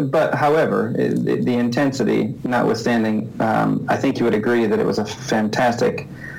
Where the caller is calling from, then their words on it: St. Paul, Minnesota, United States; I'm calling you from St. Paul, Minnesota. I live and work up here in St. Paul.